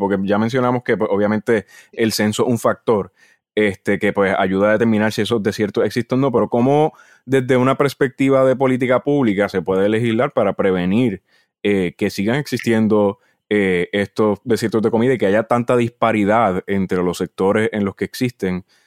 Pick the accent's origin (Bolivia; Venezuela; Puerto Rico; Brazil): Puerto Rico; Naranjito; mi familia es natural de Naranjito